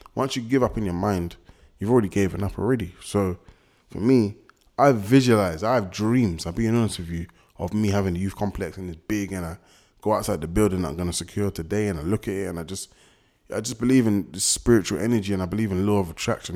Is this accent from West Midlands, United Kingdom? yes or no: no; London, United Kingdom; I'm from West, I know most people from West